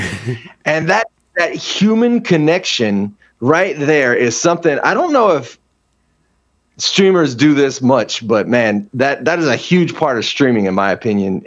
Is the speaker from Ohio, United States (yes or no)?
no; Austin, Texas, United States; also born or lived in Hawaii; I grew up like in Austin